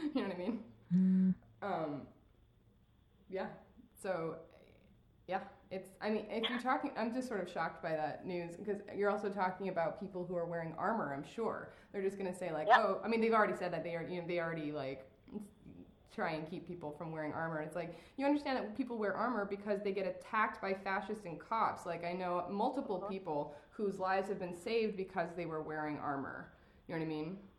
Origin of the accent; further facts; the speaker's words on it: Oregon, United States; now in Tennessee, United States; I'm from Oregon